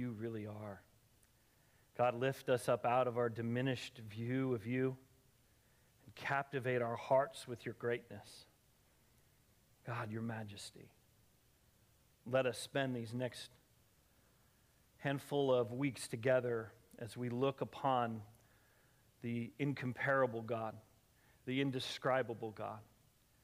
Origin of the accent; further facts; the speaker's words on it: Colorado, United States; I grew up in Colorado, and I used to spend my summers hiking way back in the mountains with my friends in high school.